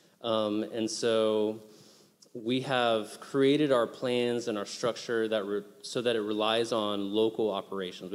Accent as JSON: {"language": "English", "country": "United States", "also_born_or_lived": "Haiti", "moved": "as an adult", "said": "As an American"}